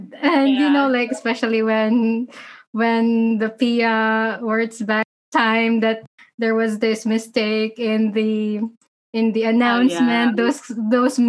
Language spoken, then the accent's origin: English; Philippines; moved away